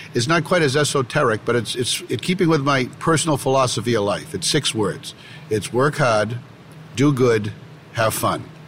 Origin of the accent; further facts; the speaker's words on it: Belmont, Massachusetts, United States; accent: Boston; I come from Boston, if you can't tell from my from my accent, my, my hometown of Belmont, Massachusetts, just about four miles out